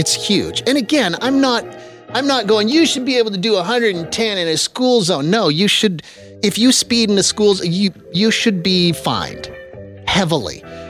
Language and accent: English; Quebec, Canada; I grew up in Quebec.